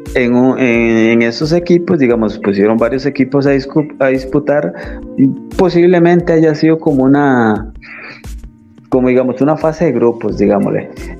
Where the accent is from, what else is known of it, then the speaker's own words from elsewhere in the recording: Limón, Costa Rica; soy del, área de Limón